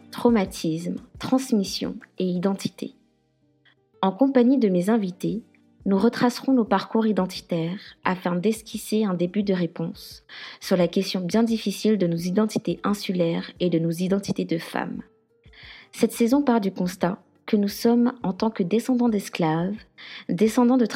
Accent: Guadeloupe, France; je suis guadeloupéenne, féministe décoloniale et militante indépendantiste.

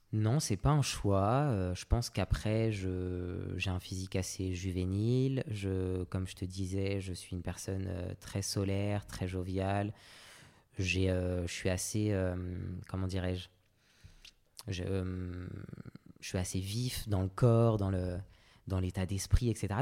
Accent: Paris suburbs, Île-de-France, France; J'ai grandi en banlieue parisienne euh, avec ma maman. Euh, moi, je suis d'origine réunionnaise et martiniquaise

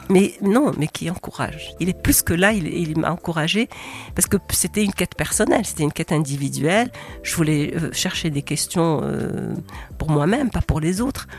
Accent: Rabat, Rabat-Salé-Kénitra, Morocco; je suis née à Rabat

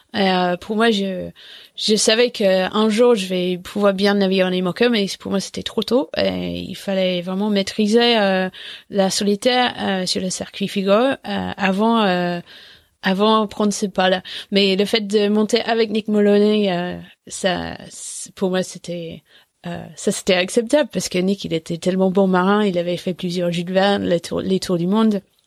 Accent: England, United Kingdom; French is a second language; moved away; je parlais pas français, mais en fait, euh, en 2001, on était euh, moins une dizaine de Anglais

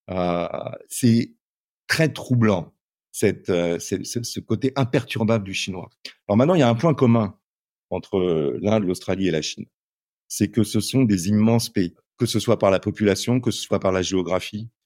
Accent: Châtellerault, Nouvelle-Aquitaine, France; moved away as an adult; also born or lived in Hartford, Connecticut, United States / India; J'ai passé toute mon enfance à Châtellerault, une ville de 35 000 habitants entre Tours et Poitiers

